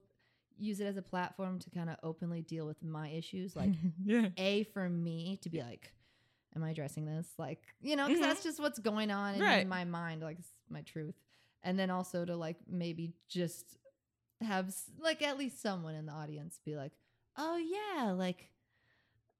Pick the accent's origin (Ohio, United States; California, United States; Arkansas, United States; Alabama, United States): California, United States; San Diego; moved away as an adult; also born or lived in Valencia, California; now in Los Angeles, United States; I'm from San Diego, California